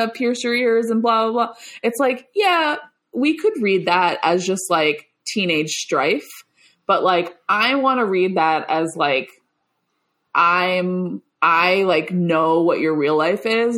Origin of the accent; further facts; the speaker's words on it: Long Island, New York, United States; I grew up on Long Island, which is the, perhaps the suburban hellscape